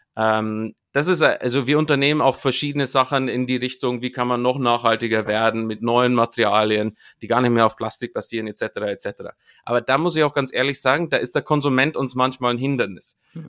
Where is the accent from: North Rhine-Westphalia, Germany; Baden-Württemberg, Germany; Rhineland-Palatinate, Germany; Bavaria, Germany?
Bavaria, Germany; Munich; in München, wo, wo ich herkomme